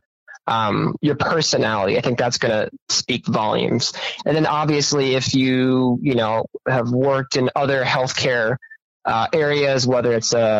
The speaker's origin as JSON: {"language": "English", "town": "Minneapolis", "region": "Minnesota", "country": "United States", "moved": "as an adult", "lives_now": "Boise, United States", "said": "I'm from the Twin Cities, and that has more people in the metro area than the entire state of Idaho"}